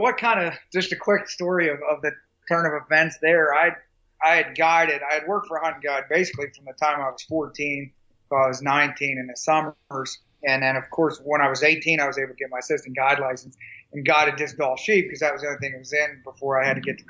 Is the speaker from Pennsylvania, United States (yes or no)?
yes; Pennsylvania, United States; Yeah, I'm from Pennsylvania, and obviously, you know, most know Pennsylvania has a huge hunting tradition.